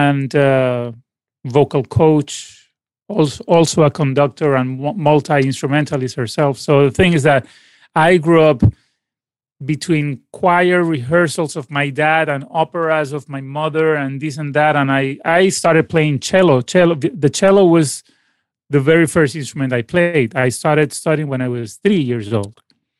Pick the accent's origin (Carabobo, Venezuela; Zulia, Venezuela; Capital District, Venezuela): Capital District, Venezuela; Caracas; born there; Sure. I mean, I was born in Caracas, and both my parents are musicians as well.